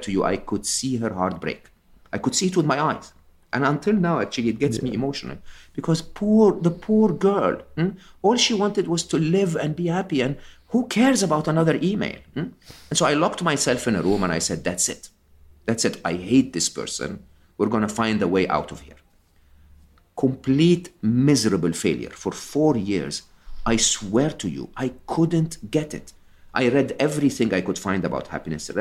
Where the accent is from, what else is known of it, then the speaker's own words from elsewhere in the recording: Egypt; I'm Egyptian. I was born and raised in Egypt